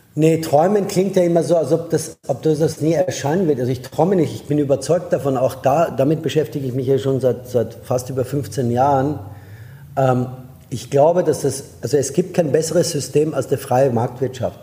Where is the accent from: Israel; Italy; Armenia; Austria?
Austria; German is a second language; moved away as an adult; also born or lived in Iran / France / Germany / United States; now in Barcelona, Spain; bin in Österreich groß geworden